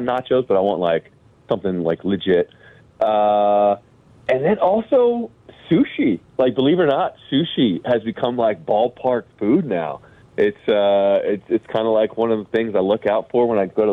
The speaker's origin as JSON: {"language": "English", "town": "New York City", "region": "New York", "country": "United States", "tie": "born or raised there", "moved": "as an adult", "lives_now": "Chicago, United States", "said": "I was born and raised in New York City"}